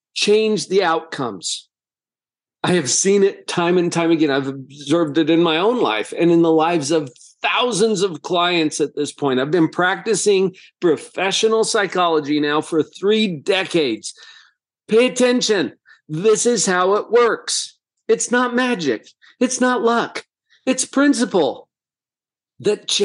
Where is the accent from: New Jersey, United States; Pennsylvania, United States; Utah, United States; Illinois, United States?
Utah, United States; Heber; growing up in Heber, Utah, a little agricultural town